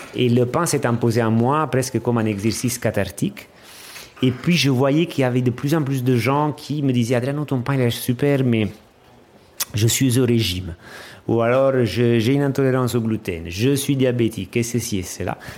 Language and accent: French; Amalfi Coast, Campania, Italy; French is a second language; moved away; Je viens d'Italie, de la région de la, de la côte amalfitaine. Euh, j'ai grandi dans une petite ville